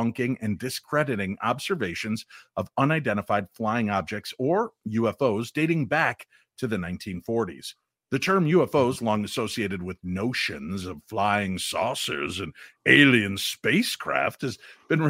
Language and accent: English; the South, United States; I'm from the South